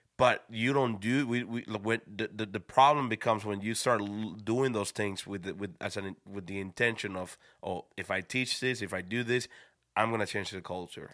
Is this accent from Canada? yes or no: no; Dominican Republic; moved away; also born or lived in Schroon Lake, New York; I was from the Dominican Republic.